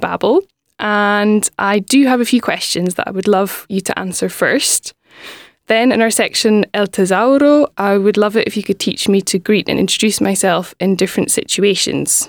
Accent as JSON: {"language": "English", "region": "Scotland", "country": "United Kingdom", "first_language": "English", "said": "I'm from Scotland"}